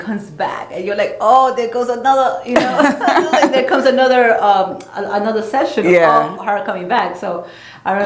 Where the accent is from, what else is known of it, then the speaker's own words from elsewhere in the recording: Peru; moved away; Born and raised in Peru